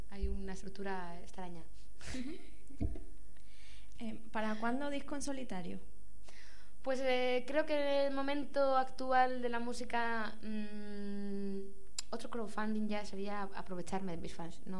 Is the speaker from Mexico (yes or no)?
no; Madrid, Community of Madrid, Spain; also born or lived in Barcelona; cuando yo vivía en Barcelona. Lo que pasa es que tenía pensado marcharme, volver a Madrid, porque yo soy aquí de Madrid.